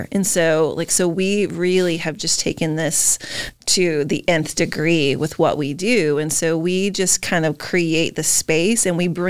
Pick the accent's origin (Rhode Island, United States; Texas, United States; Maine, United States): Maine, United States; we're from Maine